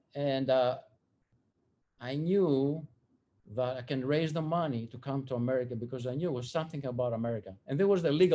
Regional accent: Athens, Attica, Greece; moved away as an adult; now in United States; I was born in Athens, Greece in 1960. The experience for me to receive Christ, it did not happen until 1979, 19 years later, when I came to America.

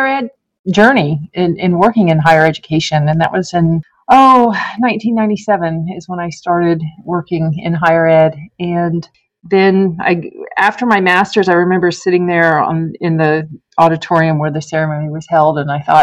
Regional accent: Merritt Island, Florida, United States; moved away as an adult; also born or lived in upstate New York; now in Chattanooga, United States; live in my hometown of Merritt Island, Florida forever

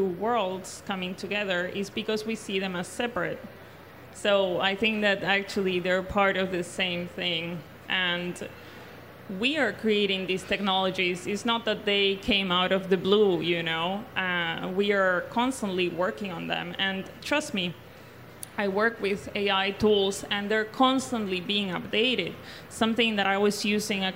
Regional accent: Argentina; I was born and raised in South America, more particularly in Argentina

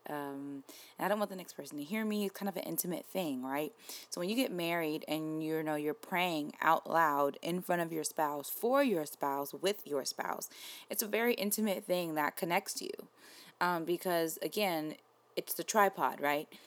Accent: New York, United States; I'm from New York, so my mom worked near Wall Street

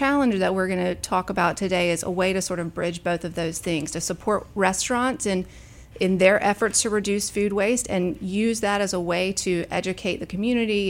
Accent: Alabama, United States; also born or lived in Charlotte, North Carolina; now in Memphis, United States; Originally from Alabama

